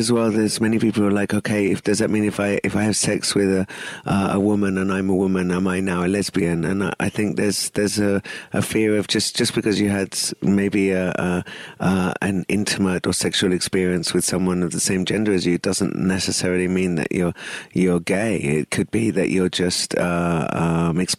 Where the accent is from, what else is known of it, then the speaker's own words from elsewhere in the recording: India; And of course, I'm Indian.